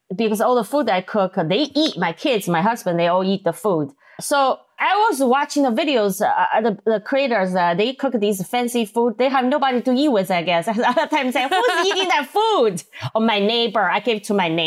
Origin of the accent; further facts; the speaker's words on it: Sichuan, China; English is a second language; moved away as an adult; also born or lived in Minnesota, United States; now in United States; I'm from Sichuan, China, and we eat a lot of spicy food